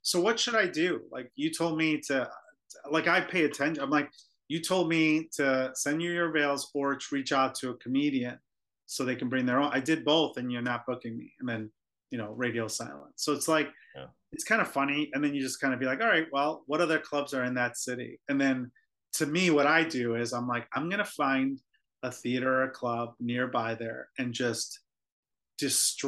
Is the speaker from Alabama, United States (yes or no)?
no; Oak Brook, Illinois, United States; also born or lived in Philadelphia; I'm from Chicago originally. I grew up in the suburbs of Chicago.